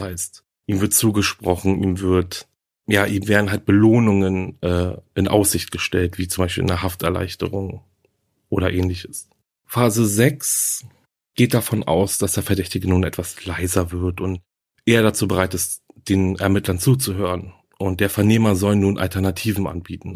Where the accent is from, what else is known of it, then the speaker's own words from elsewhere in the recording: Germany; Hier bei uns in Deutschland